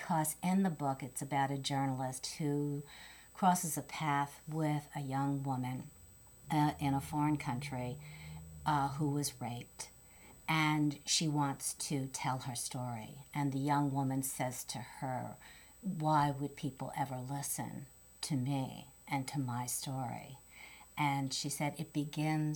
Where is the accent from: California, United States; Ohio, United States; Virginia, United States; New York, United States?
New York, United States; New York City; I'm from New York